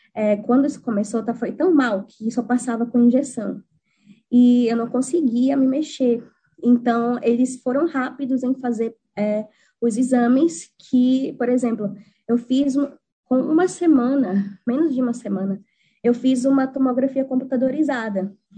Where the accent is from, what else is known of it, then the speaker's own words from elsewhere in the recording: Maceió, Alagoas, Brazil; moved away as an adult; now in New Zealand; eu nunca pensei em sair da minha terra de Maceió